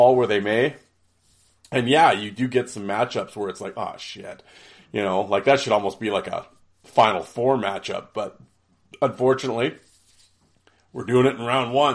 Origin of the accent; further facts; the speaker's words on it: Canada; it's the Canadian in me